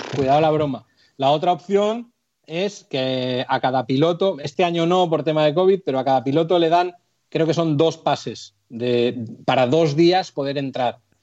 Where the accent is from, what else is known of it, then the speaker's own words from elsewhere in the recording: Santoña, Cantabria, Spain; el ayuntamiento de Santoña, de mi pueblo